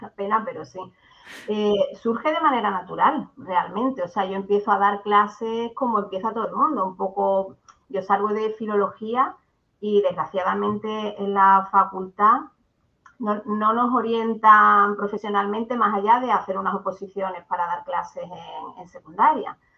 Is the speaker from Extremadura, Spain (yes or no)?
no; Barbate, Andalusia, Spain; also born or lived in Granada; now in Seville, Spain; vivo en Sevilla ahora mismo, pero soy de Barbate, de Cádiz, de un pueblecito del sur.